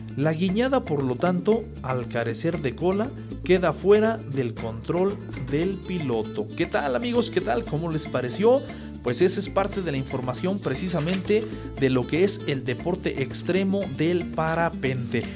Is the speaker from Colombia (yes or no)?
no; Acambay, State of Mexico, Mexico; desde esta tierra acambayense, mi pueblito querido que eh, me vio nacer.